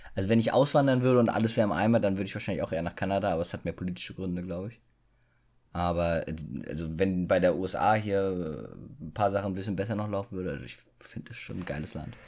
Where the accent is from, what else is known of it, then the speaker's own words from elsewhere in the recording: Germany; dass wir hier geboren sein dürfen, äh, oh, geboren wurden